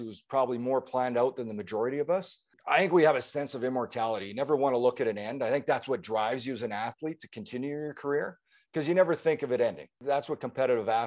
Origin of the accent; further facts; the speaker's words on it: Manitoba, Canada; my home province